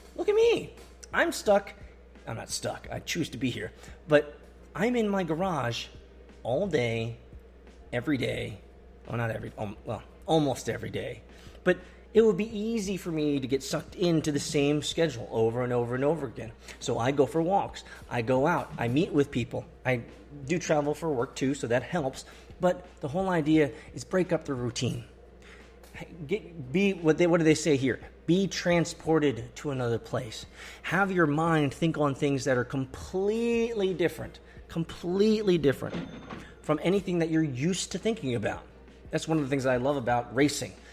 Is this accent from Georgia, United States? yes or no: yes; Atlanta, Georgia, United States; Atlanta, my hometown